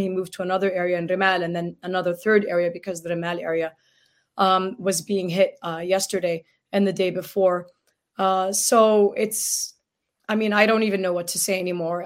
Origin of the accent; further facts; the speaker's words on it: Gaza Strip, Palestine; now in United States; as a Palestinian from Gaza